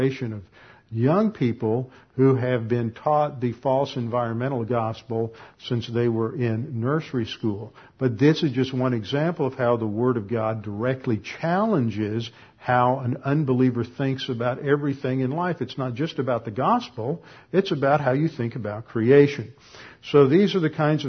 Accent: Texas, United States; moved away; also born or lived in Connecticut; I'm a Texan

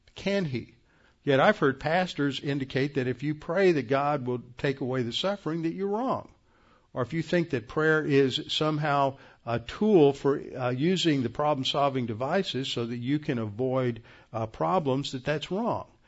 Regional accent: United States; as American evangelicals

